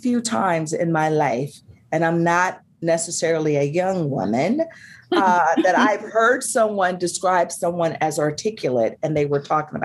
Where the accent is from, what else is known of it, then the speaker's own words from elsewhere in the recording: the South, United States; I'm a Southerner